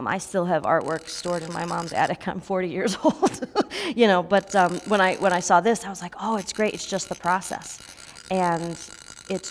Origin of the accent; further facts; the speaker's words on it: United States; as an American Christian pastor and a white person